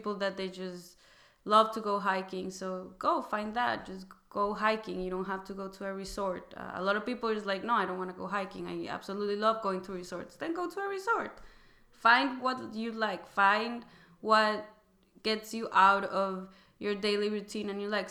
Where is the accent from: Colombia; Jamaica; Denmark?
Colombia; Bogota; moved away as an adult; also born or lived in Wisconsin, United States; now in California, United States; I'm originally from Colombia. I was born in Bogota. The first time I moved to the U.S., I was 18 years